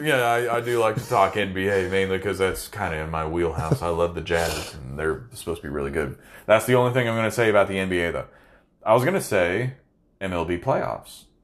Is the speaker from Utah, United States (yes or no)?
yes; Salt Lake City, Utah, United States; I was born in Salt Lake City